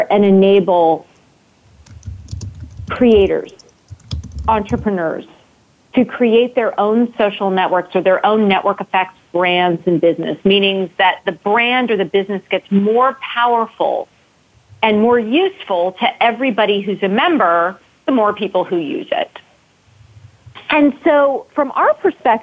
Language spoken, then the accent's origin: English; Cupertino, California, United States; But I am originally from Cupertino, California. So I grew up in the shadows of Apple Computer and Silicon Valley